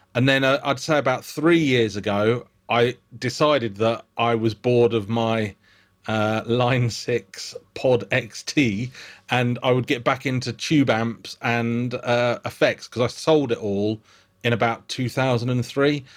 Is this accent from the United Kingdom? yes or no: yes; United Kingdom; accent: British; I disarm him by being British